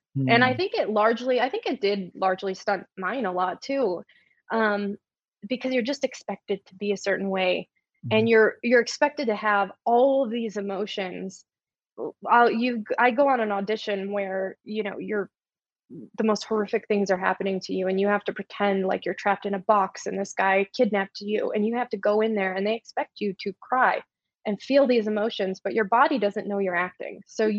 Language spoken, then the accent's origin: English; Michigan, United States; We're both originally from Michigan, not too far from each other. And we had both moved to the same part in California.